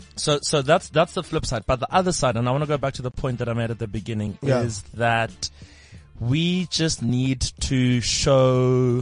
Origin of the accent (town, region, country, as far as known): South Africa